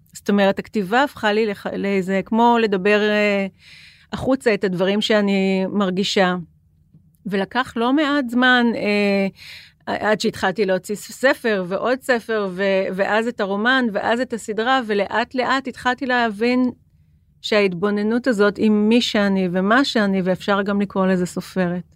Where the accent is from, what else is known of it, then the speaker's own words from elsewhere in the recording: Jerusalem, Jerusalem District, Israel; now in Tel Aviv, Israel; אני ירושלמית ואני גרה בתל אביב